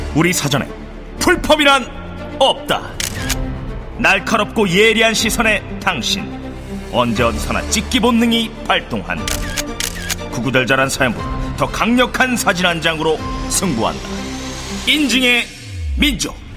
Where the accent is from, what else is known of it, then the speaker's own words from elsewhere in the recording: Seoul, South Korea; also born or lived in Taereung, Seoul; 고등학교 때까지 네. 살았고